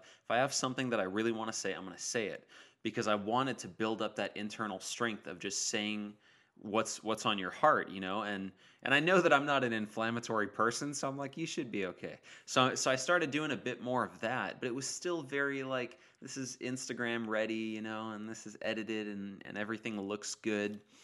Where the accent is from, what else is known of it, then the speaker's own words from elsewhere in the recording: Modesto, California, United States; moved away; I was up in Modesto in my hometown just hanging out with my family